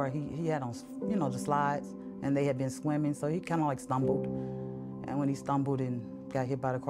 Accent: the South, United States; we come from about biblical days where we grew up in the South

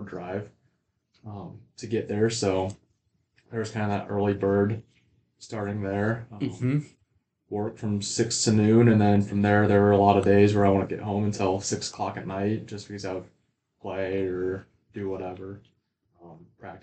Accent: Arlington, Nebraska, United States; now in Henderson, United States; growing up in Arlington, small town, a little bit bigger than Henderson here

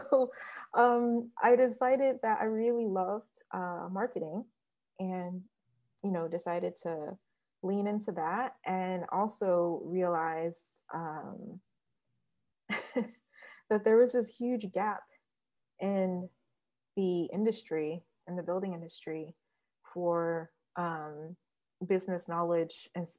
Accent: Detroit, Michigan, United States; also born or lived in Ithaca, New York; now in Queens, New York, United States; I'm from Detroit, Michigan, originally.

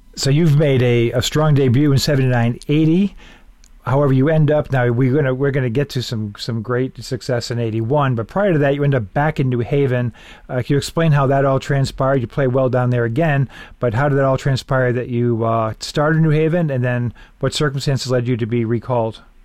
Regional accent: Massachusetts, United States; growing up in Massachusetts

